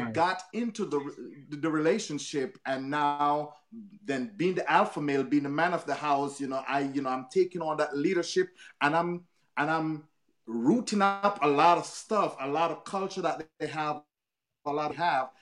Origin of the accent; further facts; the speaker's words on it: Jamaica; moved away; I'm from Jamaica, as a Caribbean, I had to put down my Caribbean culture real quick.